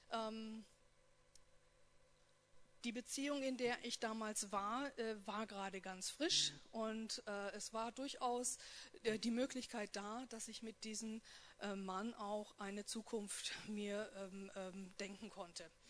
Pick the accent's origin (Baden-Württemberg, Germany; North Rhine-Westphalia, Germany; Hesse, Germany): North Rhine-Westphalia, Germany; born there; ich komme gebürtig aus Nordrhein-Westfalen, aus einer erzkatholischen Wallfahrtsstadt und da spricht man über sowas ja nicht.